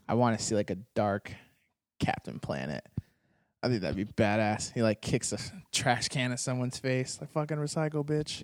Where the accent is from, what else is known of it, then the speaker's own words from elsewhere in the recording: Arizona, United States; I grew up in Arizona